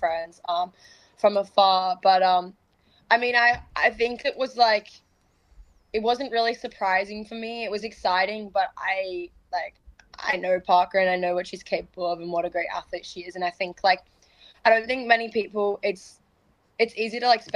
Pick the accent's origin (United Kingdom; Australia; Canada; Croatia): Australia; moved away; also born or lived in Florida, United States; in my own like home country